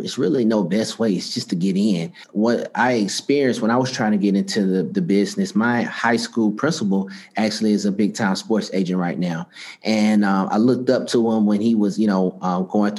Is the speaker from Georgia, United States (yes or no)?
yes; Atlanta, Georgia, United States; also born or lived in Virginia; I'm from Atlanta, Georgia